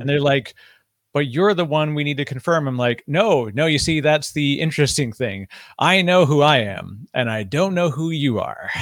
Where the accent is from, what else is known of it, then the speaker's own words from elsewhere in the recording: Canada; I'm Canadian